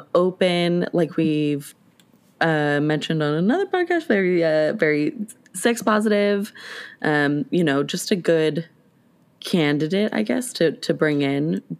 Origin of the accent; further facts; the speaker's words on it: Renton, Washington, United States; Growing up, my address was technically Renton.